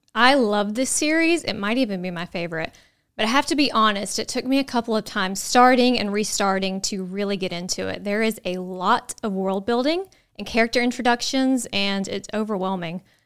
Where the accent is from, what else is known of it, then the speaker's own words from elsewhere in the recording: Nashville, Tennessee, United States; we're from Nashville, so we're gonna try to keep our accents out of pronouncing names